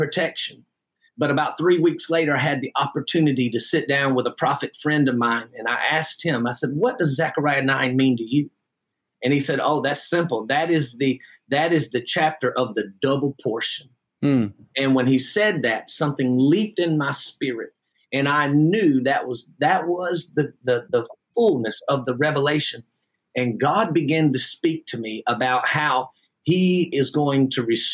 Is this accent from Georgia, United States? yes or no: yes; Jackson, Georgia, United States; I am actually from Jackson, Georgia, and the church that I pastor is right here on the county line of Jackson, Georgia as well. And I was born and raised in this area